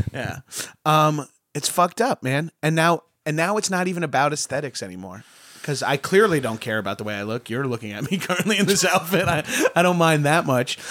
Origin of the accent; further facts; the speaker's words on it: New York, United States; I'm from New York